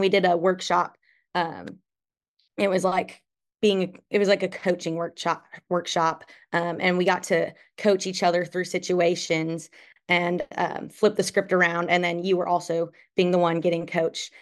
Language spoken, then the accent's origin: English; Darlington, Wisconsin, United States; moved away; I'm from Darlington, Wisconsin. I'm currently a junior at Oklahoma State